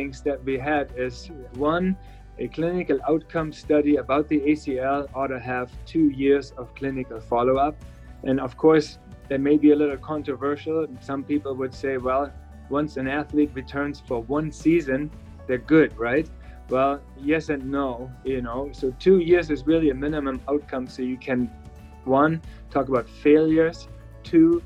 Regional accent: Berlin, Germany; moved away as an adult; now in Pittsburgh, United States; I'm from Berlin in Germany and moved to Pittsburgh in 2000.

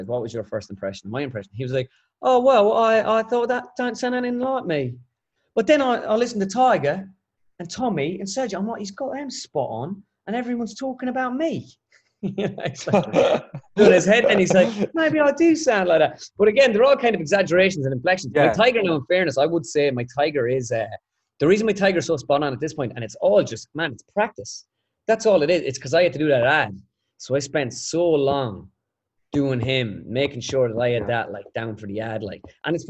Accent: Ireland; back home in Ireland

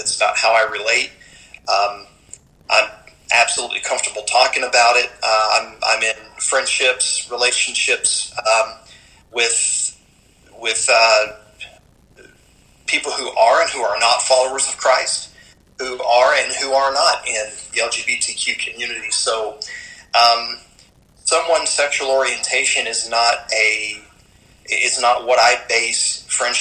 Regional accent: Auburndale, Florida, United States; moved away as an adult; also born or lived in Bradenton, Florida / Pasadena, California / Portland, Oregon; now in Las Cruces, United States; I'm actually a native Floridian, and that's where Jerry and I met, was in Bradenton, Florida. And I grew up in Auburndale, Florida

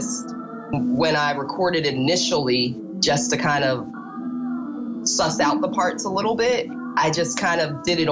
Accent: Philadelphia, Pennsylvania, United States; now in Brooklyn, United States; I'm from Philadelphia originally, but now I live in Brooklyn.

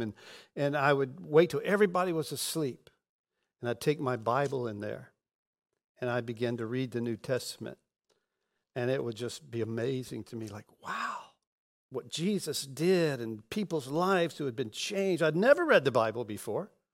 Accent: Pensacola, Florida, United States; I was born in Pensacola, and we We moved from rental house to rental house

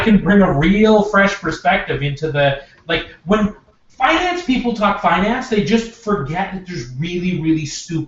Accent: Regina, Saskatchewan, Canada; moved away as an adult; now in Edmonton, Canada; I'm originally from Regina, Saskatchewan. Spent 33 years there

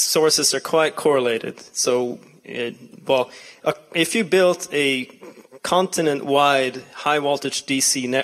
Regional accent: Sweden; my home country, Sweden

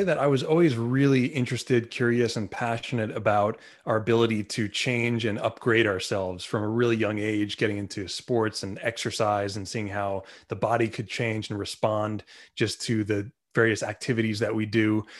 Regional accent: Long Island, New York, United States; I'm from Long Island, New York, where Lyme disease is sort of a common problem.

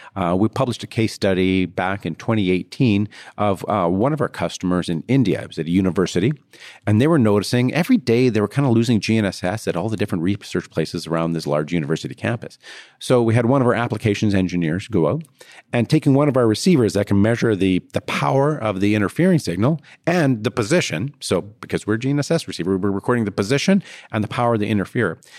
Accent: Canada; I'm Canadian.

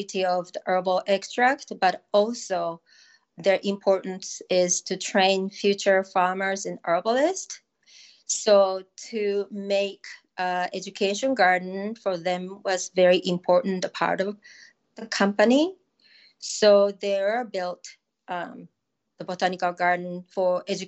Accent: Japan; English is a second language; moved away as an adult; also born or lived in Tokyo / England / Southern Oregon; now in Oregon, United States; I was born and raised in Japan

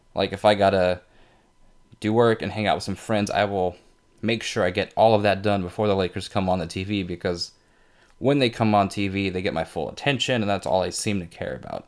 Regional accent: Fresno, California, United States; I'm from Fresno.

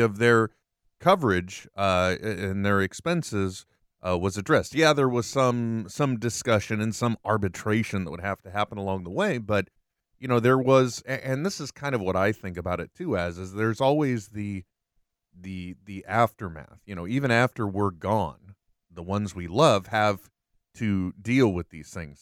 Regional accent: United States; I was born here

